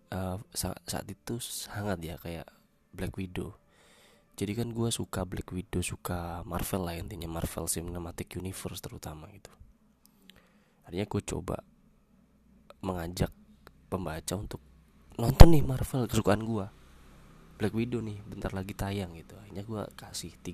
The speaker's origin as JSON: {"language": "Indonesian", "town": "Jember", "region": "East Java", "country": "Indonesia", "said": "karena gue orang Jember gue mengangkat tentang how to speak Pandalungan dialek gitu"}